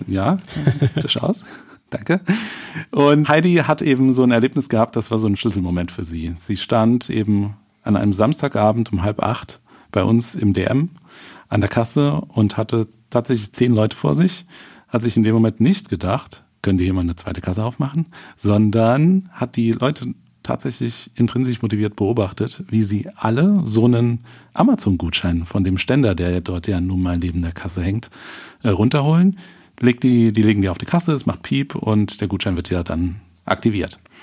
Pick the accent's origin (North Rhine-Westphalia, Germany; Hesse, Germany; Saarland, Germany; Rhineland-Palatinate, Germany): Saarland, Germany; St. Wendel; in unserer Heimatstadt St. Wendel